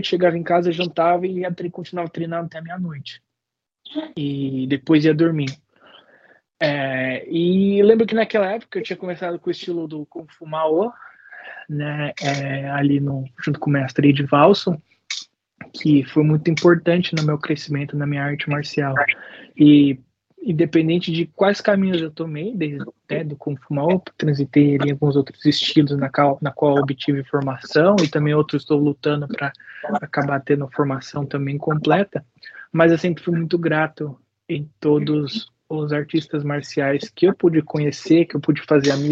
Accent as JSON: {"language": "Portuguese", "country": "Brazil", "moved": "as an adult", "lives_now": "United States", "said": "para os Estados Unidos, que eu vim para cá em 2011, em janeiro, mas nunca esqueça quem que você é e de onde você veio, né?"}